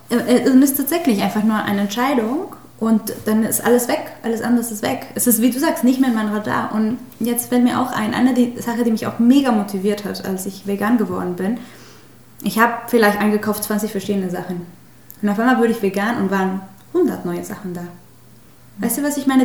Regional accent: Mexico; German is a second language; moved away as an adult; now in Hamburg, Germany; ich komme aus Mexiko

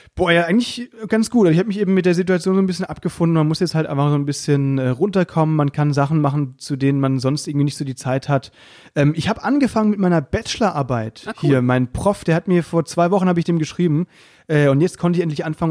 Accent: Müllheim, Baden-Württemberg, Germany; Bei uns in Müllheim

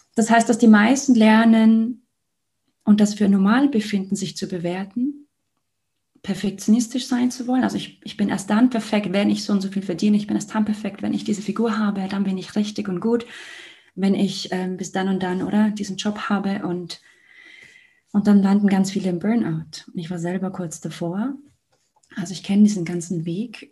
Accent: Liechtenstein; Ich komme aus Liechtenstein

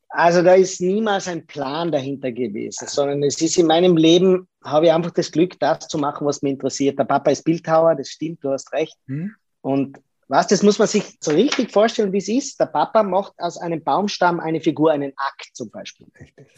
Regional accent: Lienz, Tyrol, Austria; ich bin in Lienz geboren. Das ist in Tirol, in Osttirol, nahe der italienischen Grenze.

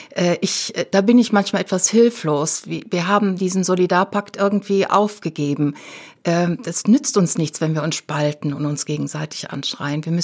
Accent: Rhineland, Germany; Ja, also ich war damals nicht in Berlin. Ich bin keine Berlinerin, ich bin Rheinländerin.

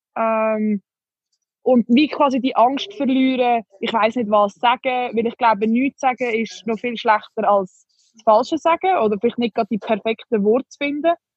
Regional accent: Switzerland; wir als Schweizer

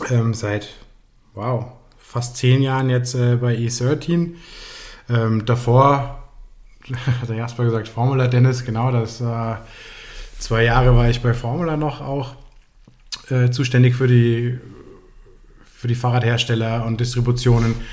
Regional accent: Frankfurt, Hesse, Germany; now in Chiemgau, Germany; innerhalb von einer Woche habe ich meine Koffer gepackt in Frankfurt, wo ich groß geworden bin. Und ja, bin ins Chiemgau gezogen

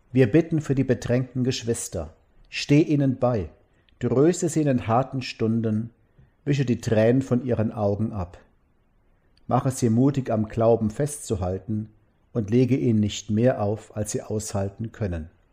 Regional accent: Mosbach, Baden-Württemberg, Germany; in meiner Heimatstadt Moosbach haben die Leute früher Wein angebaut

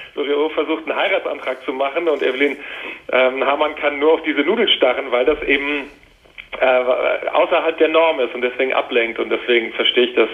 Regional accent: Wiesbaden, Hesse, Germany; also born or lived in Washington, United States; ich trotzdem in Deutschland aufgewachsen bin und hier zur Schule gegangen bin in Wiesbaden

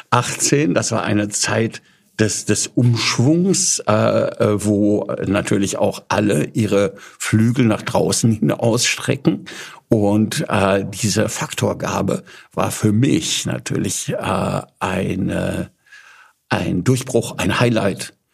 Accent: Paderborn, North Rhine-Westphalia, Germany; Also ich bin ähm, in Paderborn aufgewachsen.

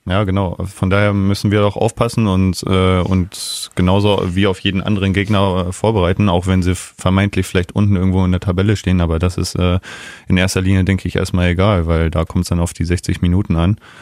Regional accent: Neustadt am Rübenberge, Lower Saxony, Germany; also born or lived in Garbsen; Ich bin in Neustadt geboren, ja. Äh, wohne aber in Garbsen und ja, ein Ortsteil ist Osterwald

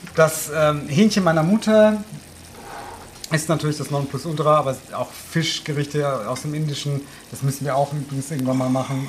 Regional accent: Odenwald, Hesse, Germany

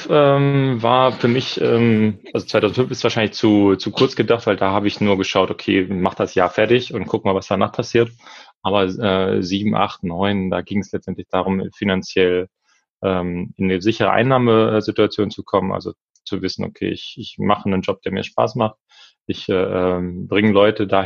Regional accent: Lower Saxony, Germany; now in Berlin, Germany; Niedersachsen. Niedersachsen. Wir sind beide aus Niedersachsen.

